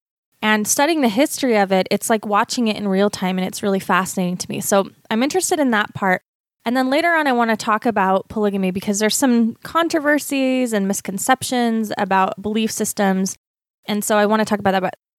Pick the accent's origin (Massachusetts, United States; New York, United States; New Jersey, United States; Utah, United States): Utah, United States; typical Mormon upbringing in the mission field, as us arrogant Utah Mormons would say.